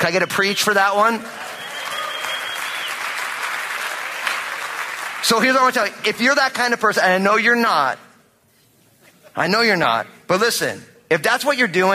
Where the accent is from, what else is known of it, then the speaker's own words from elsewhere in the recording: New Jersey, United States; I'm from New Jersey and I'm Italian